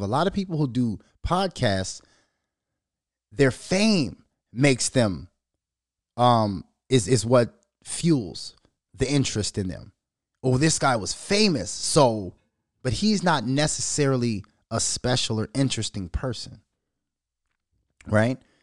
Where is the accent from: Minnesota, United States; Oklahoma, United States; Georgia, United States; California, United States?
Minnesota, United States; born or raised there